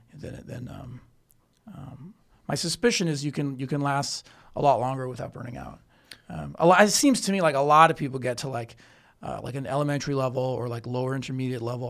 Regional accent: Canada; also born or lived in New York City; now in Chengdu, China; I'm from Canada

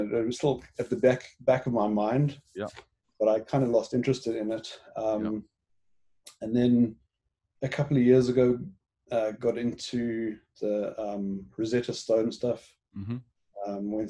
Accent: Johannesburg, Gauteng, South Africa; accent: South African; moved away as an adult; also born or lived in Cape Town, South Africa / Hong Kong / East Africa; now in Vancouver, Canada; I grew up in South Africa. Born in Cape Town, raised in Johannesburg

